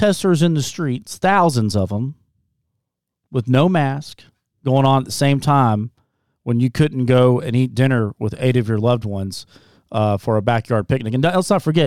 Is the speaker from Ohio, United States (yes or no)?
no; Scott County, Central Kentucky, United States; I'm from Scott County